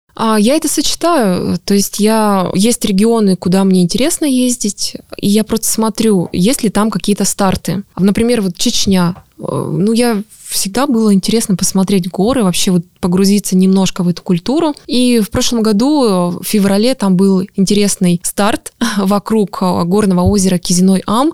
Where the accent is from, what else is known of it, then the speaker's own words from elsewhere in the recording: Altai Krai, Russia; moved away; последний раз я была на Алтае. Ну, это моя малая родина, поэтому я там часто бываю. Но там я мой дом, мои родители